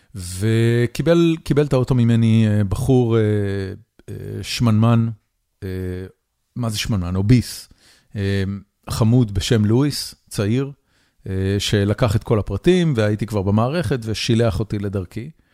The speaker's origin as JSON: {"language": "Hebrew", "country": "Israel", "also_born_or_lived": "California", "moved": "yes", "lives_now": "United States", "said": "אני עברתי לפה מקליפורניה, אבל במקור אני מישראל"}